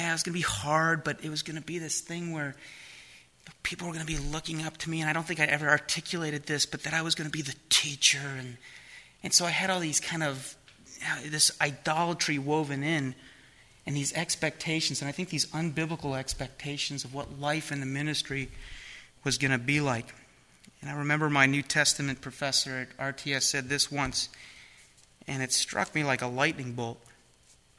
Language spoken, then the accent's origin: English; outside Cleveland, Ohio, United States; also born or lived in Florida; now in San Diego, United States; where I grew up outside Cleveland, Ohio